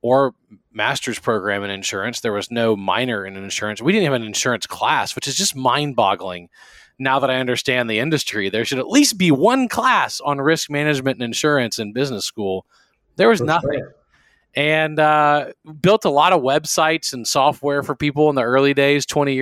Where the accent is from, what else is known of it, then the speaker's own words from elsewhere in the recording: Baton Rouge, Louisiana, United States; moved away as an adult; also born or lived in College Station, Texas; I am from South Louisiana, Baton Rouge